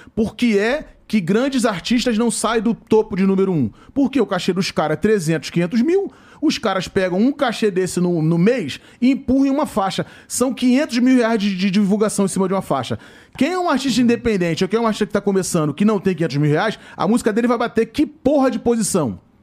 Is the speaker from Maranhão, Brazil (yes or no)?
no; Rio de Janeiro, Brazil; Eu faço show lá na minha área, onde eu nasci. Onde eu me criei, né? Porque eu nasci na Nova Holanda. Aí eu saí da Nova Holanda com 7 anos de idade. Aí meu pai ganhou uma casa, que lá na Nova Holanda era barraco. Aí meu pai ganhou uma casa na Vila do Pinheiro.